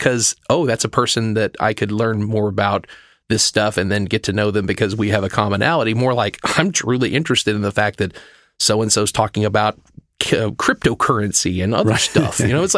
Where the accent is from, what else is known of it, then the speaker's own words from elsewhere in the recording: the South, United States; I am from the South. I do care.